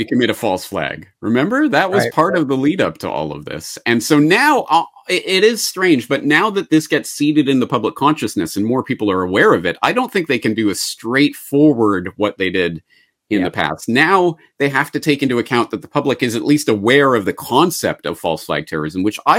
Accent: Canada; And as a Canadian, so this is my perspective on it. As a Canadian, this is my entree into this

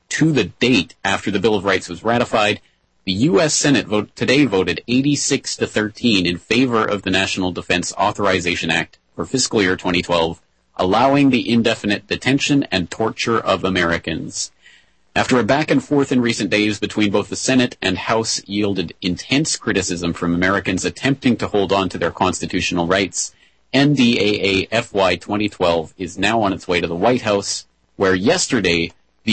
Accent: Canada; now in Japan; as a Canadian

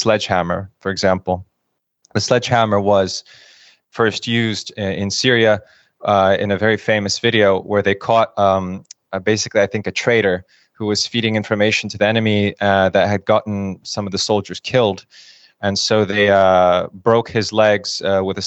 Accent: United States; moved away as an adult; also born or lived in Kyiv, Ukraine / Russia; I grew up in the United States

